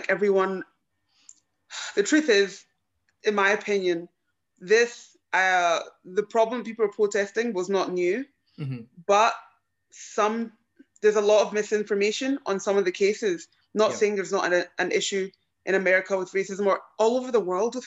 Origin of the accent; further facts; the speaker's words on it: Glasgow, Scotland, United Kingdom; being born here